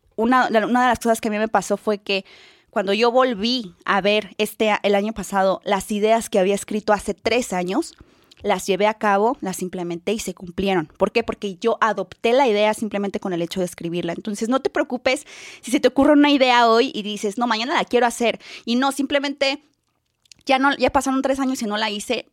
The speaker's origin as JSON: {"language": "Spanish", "region": "San Luis Potosí", "country": "Mexico", "moved": "as an adult", "lives_now": "Guadalajara, Mexico", "said": "yo cuando llegué aquí a Guadalajara, yo soy de San Luis, cuando llegué aquí a Guadalajara por, por situaciones de trabajo"}